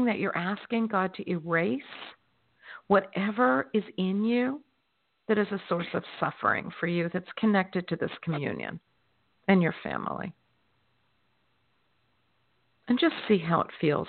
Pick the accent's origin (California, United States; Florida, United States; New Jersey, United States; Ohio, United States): Florida, United States; my home state of Florida